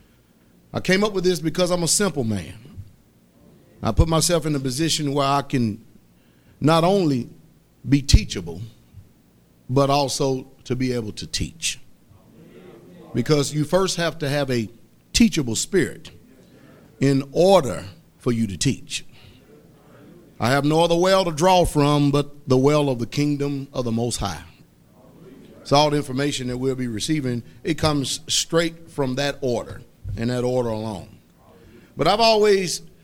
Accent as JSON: {"language": "English", "country": "United States", "tie": "born or raised there", "said": "I'm an American by birth because I was born here on this land"}